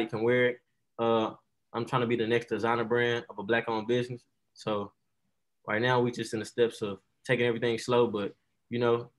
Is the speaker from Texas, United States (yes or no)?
yes; Dallas, Texas, United States; also born or lived in Nashville; Actually, I'm from Dallas, Texas, but I have moved around. I lived in Nashville, Tennessee for a minute for 8 years, and then I moved back to Dallas to finish up high schoo